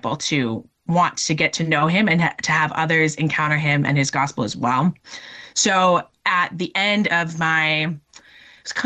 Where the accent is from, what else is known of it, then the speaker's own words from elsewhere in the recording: Minnesota, United States; moved away as an adult; also born or lived in North Dakota; I'm originally from Minnesota